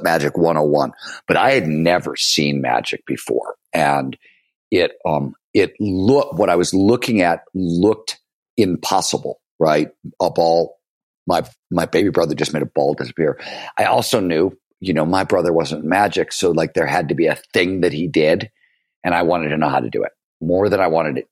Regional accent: Cleveland, Ohio, United States; born or raised there; also born or lived in Chicago

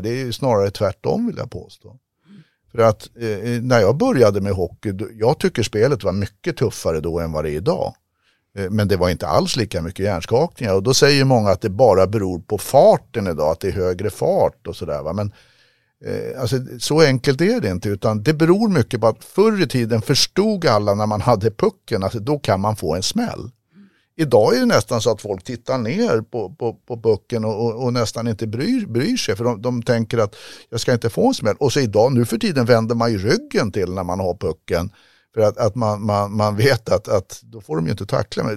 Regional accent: Sweden; jag är uppfostrad i Sverige

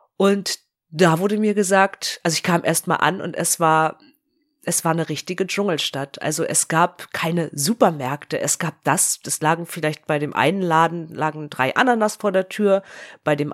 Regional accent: Germany; als Deutsche

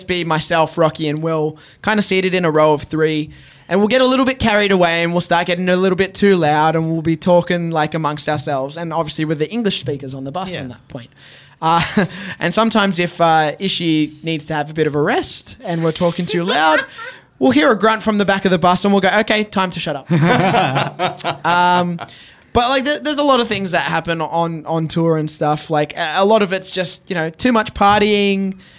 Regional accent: Australia; And as an Australian, as a Filipino Australian, as someone from a place that they wouldn't anticipate to have a wrestling scene or a wrestling star

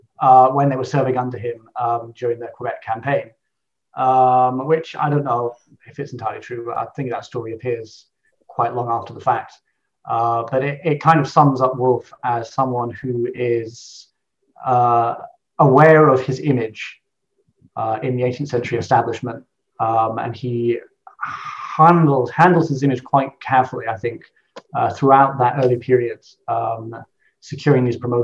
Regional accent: Scotland, United Kingdom; as a Scot

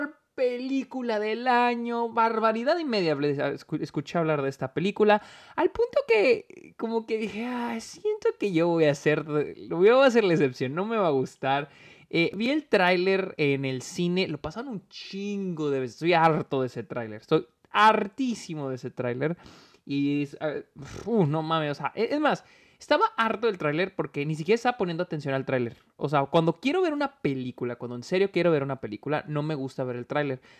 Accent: Mexico; now in United States; nací, nací, crecí en México y ahora estoy en Estados Unidos.

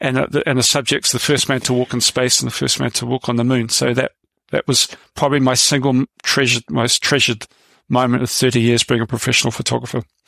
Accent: New Zealand; moved away as an adult; also born or lived in London; now in United Kingdom; I came over to Britain from New Zealand when I was 25

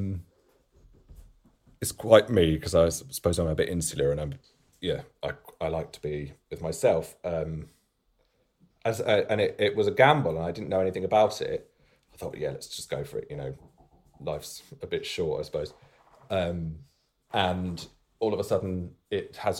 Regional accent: the Fens, Cambridgeshire, East of England, United Kingdom; now in Suffolk, United Kingdom; I grew up in the Fens, which... flatlands in Cambridgeshire, not too far from here.

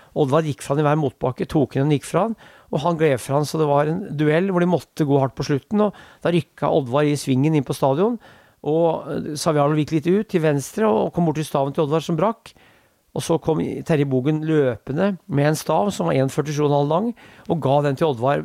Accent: Norway; also born or lived in Korsvoll, Oslo; now in Oslo, Norway; jeg bor der, jeg er fra Brundalen

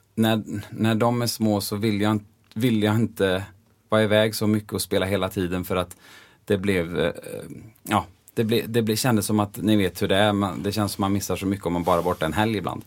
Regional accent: Bengtsfors, Västra Götaland, Sweden; moved away as an adult; also born or lived in Los Angeles, United States / Gothenburg, Sweden; jag är ju från Dalsland Just det. Eh, och från Bengtsfors och där säger vi ju ofta E blir ju som Ä

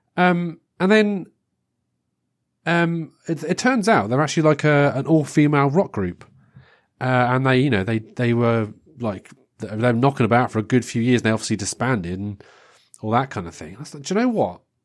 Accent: England, United Kingdom; being English

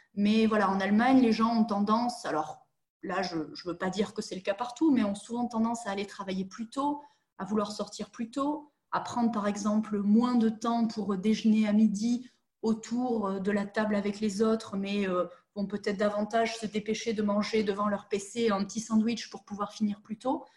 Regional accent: southern France, France; moved away as an adult; now in Germany; je suis une vraie sudiste de 29 ans

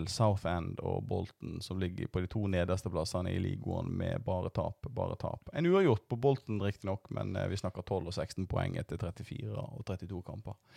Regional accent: Voss, Vestland, Norway; accent: Voss dialect; Jeg har ei kvasidialekt fra, fra Voss, men eh, vi gjør så godt vi kan.

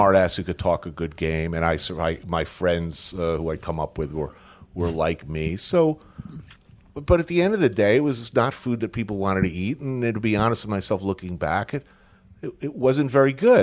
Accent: Bergen County, New Jersey, United States; also born or lived in New York City; born here, grew up in Bergen County, like, right ac, literally right across the G W Bridge.

